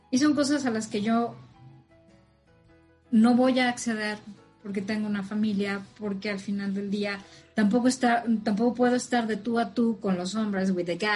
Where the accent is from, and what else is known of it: Mexico